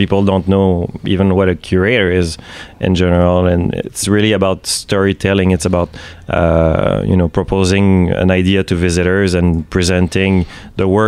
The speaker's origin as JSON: {"language": "English", "town": "Quebec City", "region": "Quebec", "country": "Canada", "moved": "yes", "lives_now": "Montreal, Canada", "said": "I'm from Quebec City, but I live in Montreal technically"}